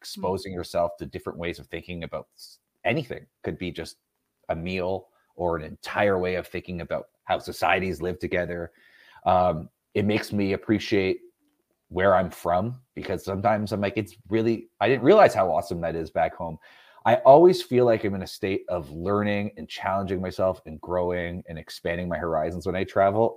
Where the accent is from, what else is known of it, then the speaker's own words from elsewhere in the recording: Canada; I'm not American. I, I, I think I mentioned I'm Canadian.